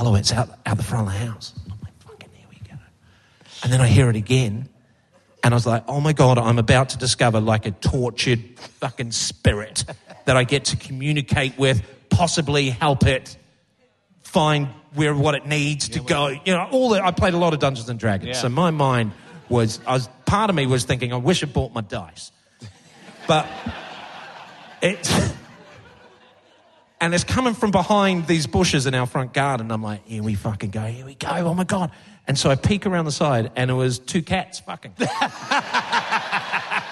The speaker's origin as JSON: {"language": "English", "country": "New Zealand", "tie": "born or raised there", "also_born_or_lived": "London / Bath", "moved": "as an adult", "lives_now": "United Kingdom", "said": "growing up in New Zealand"}